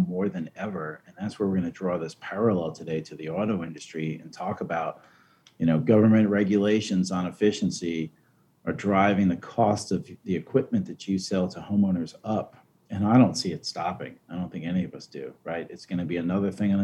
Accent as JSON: {"language": "English", "area": "Long Island", "region": "New York", "country": "United States", "moved": "yes", "said": "I'm from Long Island originally"}